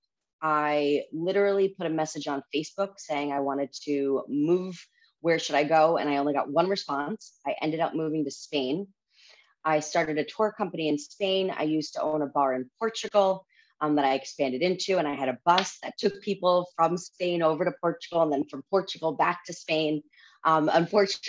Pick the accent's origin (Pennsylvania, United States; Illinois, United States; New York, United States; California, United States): New York, United States; also born or lived in Washington, D.C.; I'm a native New Yorker